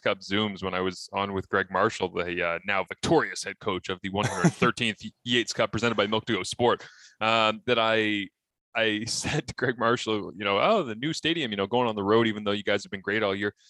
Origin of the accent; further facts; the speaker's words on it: Kingston, Ontario, Canada; I grew up in Kingston